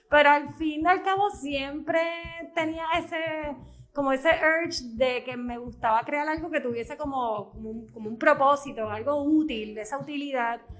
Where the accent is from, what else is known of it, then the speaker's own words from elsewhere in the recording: Bayamón, Puerto Rico; moved away as an adult; also born or lived in Dorado; now in Ceiba, Puerto Rico; Yo eh, vivía en Dorado, eh, pero realmente eh, todos los componentes, mi escuela, todo era en Bayamón y mi familia ahora actualmente es eh, de Bayamón. yo siento que yo soy de Bayamón.